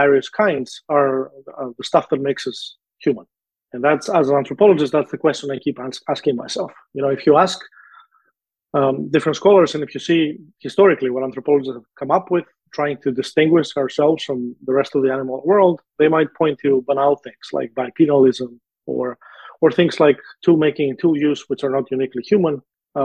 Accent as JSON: {"language": "English", "country": "Greece", "tie": "born or raised there", "moved": "yes", "said": "my home country"}